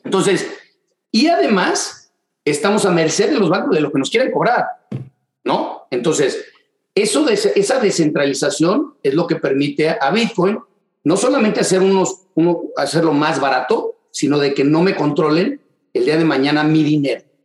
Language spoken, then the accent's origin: Spanish; Mexico City, Mexico; moved away as an adult; also born or lived in Dallas, Texas; now in Houston, United States; en la Ciudad de México, de donde soy originalmente